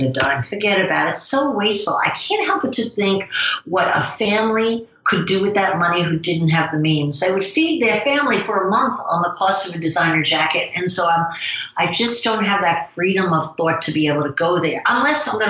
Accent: New Jersey, United States; accent: New Jersey; my New Jersey accent

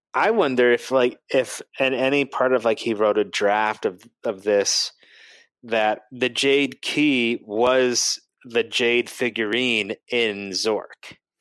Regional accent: Boston, Massachusetts, United States; moved away; I'm originally from Boston or the Boston area, so they don't pronounce anything correctly over there

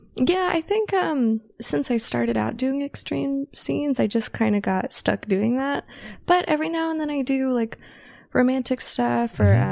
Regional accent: north of Sacramento, Northern California, United States; also born or lived in San Francisco Bay Area / Los Angeles; now in Las Vegas, United States; I'm originally from Northern California

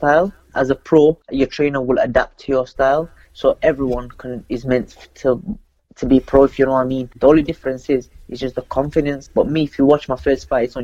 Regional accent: Sheffield, Yorkshire and the Humber, United Kingdom; I'm originally from Sheffield, where Prince Naz is from

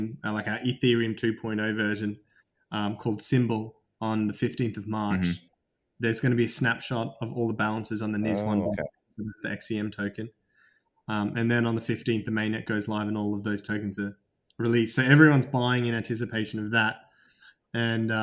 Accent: Australia; moved away as an adult; now in London, United Kingdom; I am Australian though. I've got Greek heritage

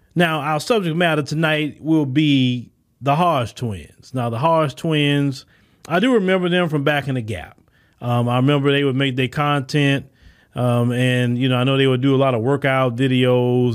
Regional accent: United States; accent: American; my American accent

